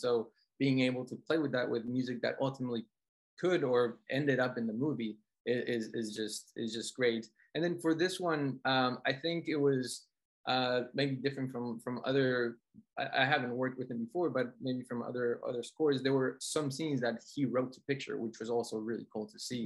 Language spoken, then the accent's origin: English; Colombia; moved away; growing up in Colombia